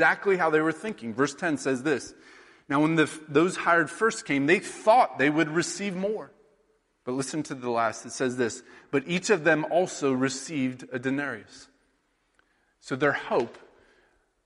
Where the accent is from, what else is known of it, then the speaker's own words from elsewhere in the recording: Sheraton, Iowa, United States; now in New York, United States; my hometown of Sheraton, Iowa.